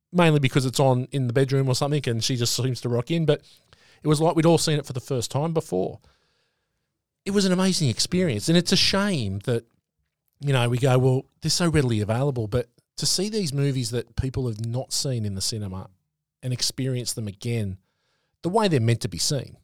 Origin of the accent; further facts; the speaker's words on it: Sydney, New South Wales, Australia; moved away; I grew up in Sydney